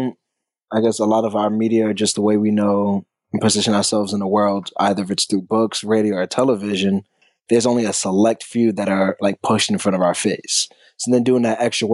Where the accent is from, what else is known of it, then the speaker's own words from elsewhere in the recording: New York City, New York, United States; I'm from Brooklyn